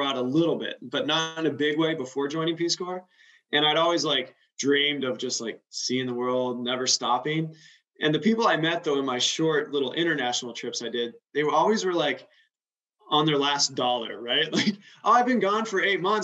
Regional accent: Wyoming, United States; moved away as an adult; also born or lived in Cambodia; now in Atlanta, United States; I was stayed in Wyoming. That's my home state

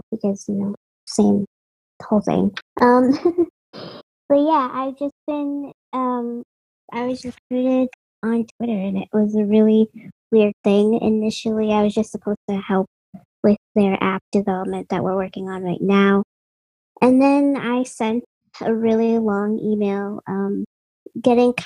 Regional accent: Boston, Massachusetts, United States; I'm from Boston

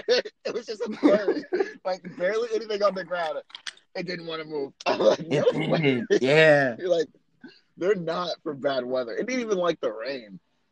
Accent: New York City, New York, United States; born or raised there; moved away as an adult; now in Orlando, United States

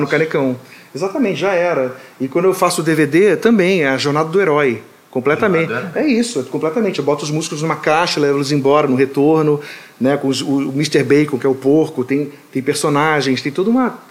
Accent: Rio de Janeiro, Brazil; now in United States; me sinto carioca, completamente carioca da Tijuca

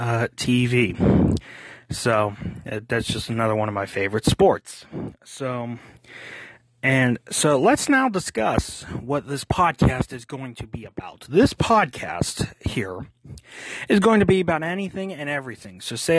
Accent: Pittsburgh, Pennsylvania, United States; I'm originally from Pittsburgh

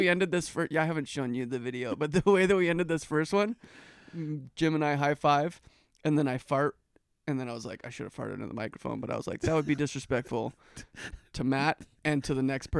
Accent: Canada; That's one of our natural resources as a Canadian.

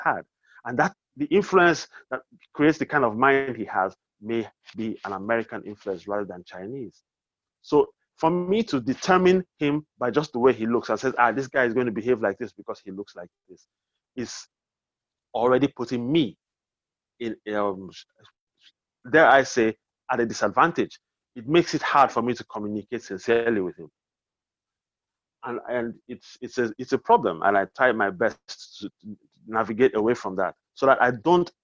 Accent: Nigeria; in our society in Nigeria

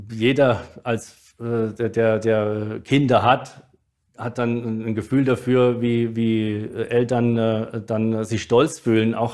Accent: Mannheim, Baden-Württemberg, Germany; Also klar, ich bin ja auf der Rheinau groß geworden, aber irgendwann mit äh, 15, 14, 15 bin ich ja zum Waldhof gewechselt.

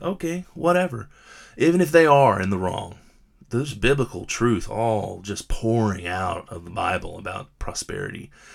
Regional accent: United States; I'm an American

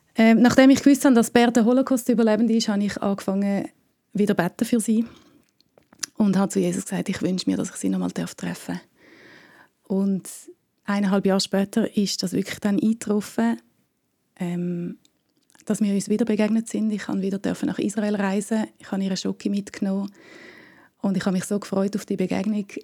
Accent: Switzerland; ich bin aus der Schweiz, aber auch halb Deutsche

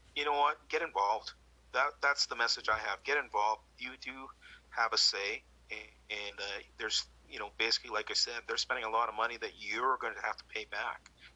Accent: Canada; as a Canadian

